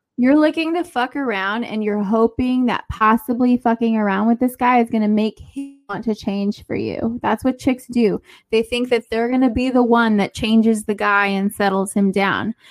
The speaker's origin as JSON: {"language": "English", "region": "Southern California", "country": "United States", "said": "I am also from Southern California."}